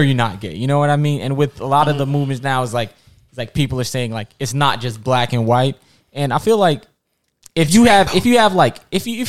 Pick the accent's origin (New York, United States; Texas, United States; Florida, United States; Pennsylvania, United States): New York, United States; New York City; I'm from Far Rock